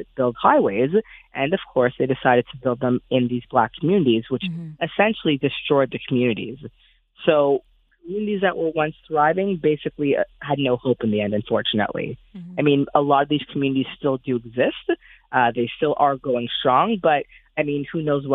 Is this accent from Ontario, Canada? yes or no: no; Montreal, Quebec, Canada; my hometown, Montreal